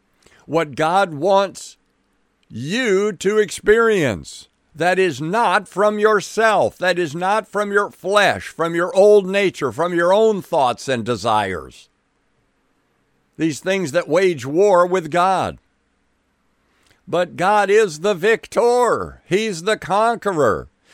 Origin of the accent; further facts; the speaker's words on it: Milwaukee, Wisconsin, United States; born there; I don't doubt it any more than I doubt I was born in 1951 in Milwaukee, Wisconsin.